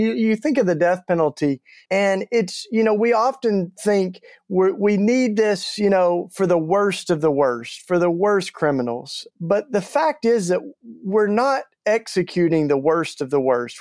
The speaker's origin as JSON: {"language": "English", "region": "East Tennessee", "country": "United States", "tie": "born or raised there", "moved": "as an adult", "lives_now": "Philadelphia, United States", "said": "I grew up in the Bible Belt down in East Tennessee."}